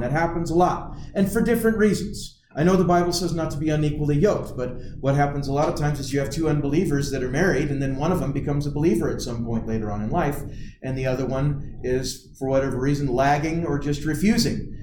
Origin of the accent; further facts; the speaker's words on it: United States; we, as Americans